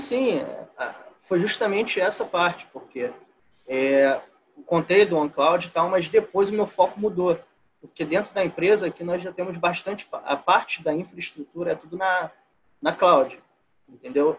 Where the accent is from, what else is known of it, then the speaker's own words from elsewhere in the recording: Rio de Janeiro, Brazil; also born or lived in Duque de Caxias; eu sou do Rio de Janeiro, moro em Duque de Caxias